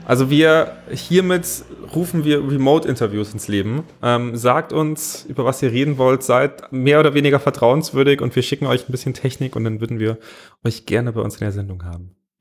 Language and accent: German; Bavaria, Germany; Ich komme aus Bayern